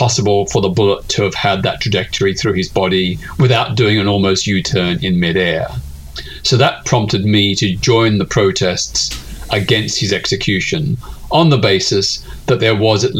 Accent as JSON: {"language": "English", "town": "Melbourne", "region": "Victoria", "country": "Australia", "tie": "born or raised there", "said": "I was living in my hometown of Melbourne, Australia at the time."}